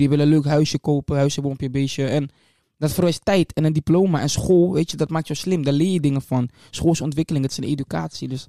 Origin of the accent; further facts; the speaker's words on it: Leeuwarden, Friesland, Netherlands; also born or lived in Amstelveen; ik ben geboren in Amstelveen-Zuid. Ehm, daar ben ik gedeeltelijk opgegroeid. Ik heb daar ehm, tot mijn tiende, denk ik, gewoond, ongeveer, Amstelveen. Ehm, toen ben ik naar Leeuwarden gekomen